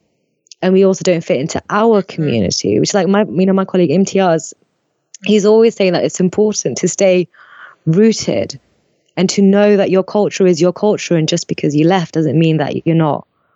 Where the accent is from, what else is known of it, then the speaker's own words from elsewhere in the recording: Pakistan; as a Pakistani atheist